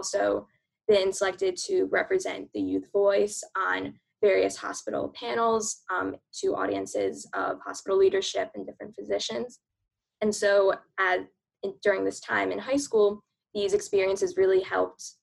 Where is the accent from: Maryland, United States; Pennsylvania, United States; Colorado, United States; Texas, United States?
Maryland, United States; Baltimore; moved away as an adult; now in New York, United States; I'm originally from Baltimore, Maryland